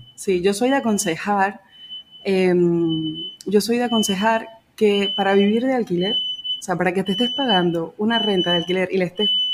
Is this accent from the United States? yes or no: no; Venezuela; moved away as an adult; now in Calafell, Spain; En Venezuela yo tenía mi piso, o sea, apartamento